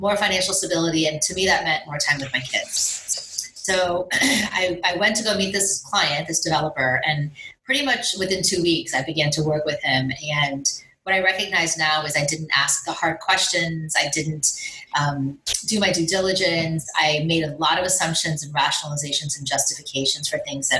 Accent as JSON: {"language": "English", "town": "Miami", "region": "Florida", "country": "United States", "tie": "born or raised there", "said": "I grew up in Miami, very much a high achiever. My parents are both from India."}